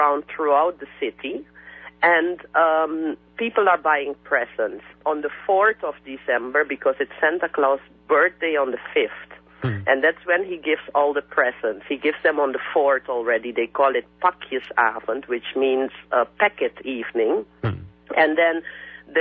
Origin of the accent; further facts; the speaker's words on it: Suriname; countries like Suriname, where I come from, which used to be a Dutch colony